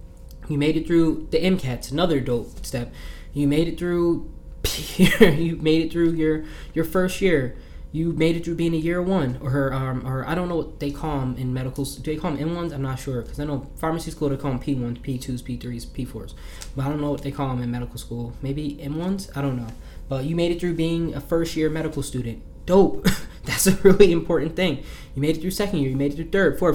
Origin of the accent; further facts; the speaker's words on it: New Jersey, United States; I'm from Jersey. We talk with our hands